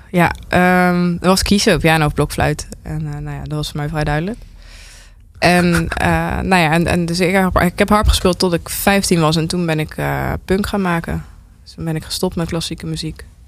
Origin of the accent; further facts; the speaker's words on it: North Brabant, Netherlands; ik kom uit Brabant